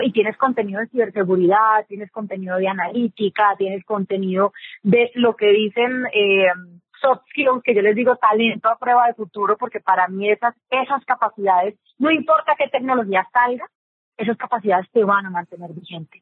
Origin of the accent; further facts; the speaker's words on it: Colombia; aquí en Colombia que tenemos esos acentos tan marcados